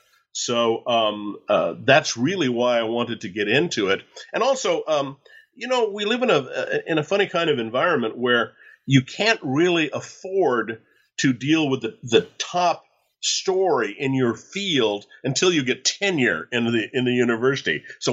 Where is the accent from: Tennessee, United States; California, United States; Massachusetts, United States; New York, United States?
California, United States; San Diego; born there; I was born in San Diego, spent a lot of time in Latin America and Central America and in Mexico and down in Paraguay and Argentina over the years.